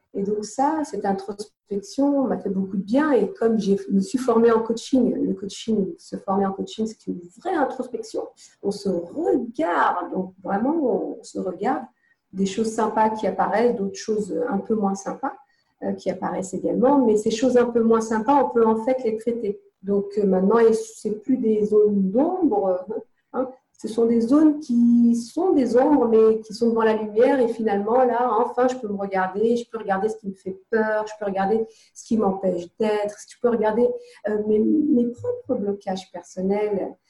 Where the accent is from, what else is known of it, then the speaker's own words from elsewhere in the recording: Nantes, Pays de la Loire, France; moved away as an adult; also born or lived in London / Morocco (family); now in Côte d'Azur, France; À vingt et un ans, euh, je suis partie de Nantes, euh, avec cinquante francs dans les poches et je suis partie à Londres